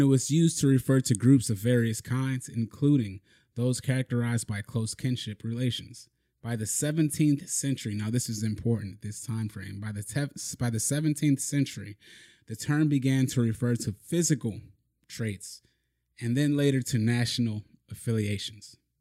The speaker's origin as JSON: {"language": "English", "area": "Broward County", "region": "Florida", "country": "United States", "tie": "born or raised there", "also_born_or_lived": "Miami, Florida", "said": "I was born in Miami. I grew up mainly in Broward County"}